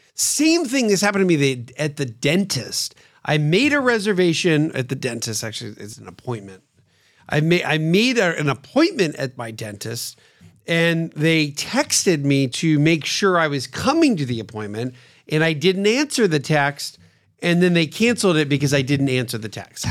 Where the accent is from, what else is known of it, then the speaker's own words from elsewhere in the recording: Pennsylvania, United States; Growing up in Pennsylvania, where I grew up